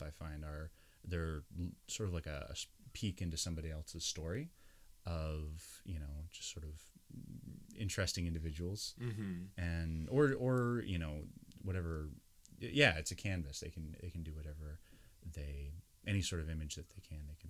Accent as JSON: {"language": "English", "region": "the Maritimes", "country": "Canada", "tie": "born or raised there", "also_born_or_lived": "Prince Edward Island / Nova Scotia", "moved": "as an adult", "lives_now": "Ontario, Canada", "said": "even though I was born in Ontario, I've lived almost all my life in the Maritimes, except for, you know, mostly between PEI and New Brunswick, or not New Brunswick, my brother was born in New Brunswick, but PEI and Nova Scotia"}